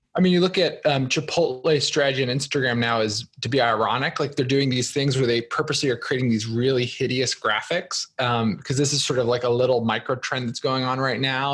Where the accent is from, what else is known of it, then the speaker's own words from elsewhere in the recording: New Jersey, United States; moved away; I'm originally from New Jersey